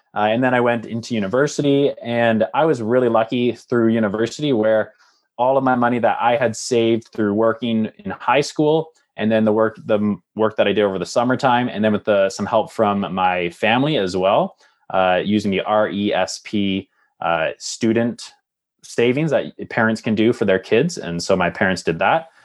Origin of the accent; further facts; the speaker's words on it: Lindsay, Ontario, Canada; moved away as an adult; also born or lived in Calgary / Hamilton; now in Halifax, Canada; growing up in Lindsay, Ontario